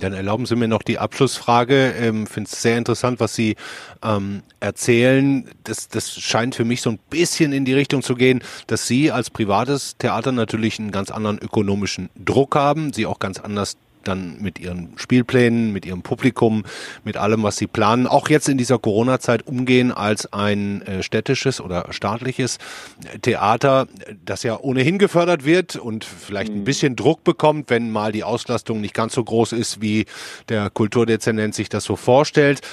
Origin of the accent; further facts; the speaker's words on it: Ruhr area, North Rhine-Westphalia, Germany; als Ruhrpottler